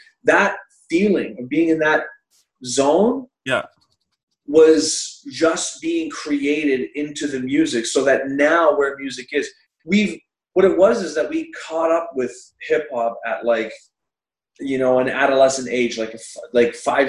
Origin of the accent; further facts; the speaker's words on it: South Carolina, United States; I grew up in South Carolina in like, you know, 1998 or something like that.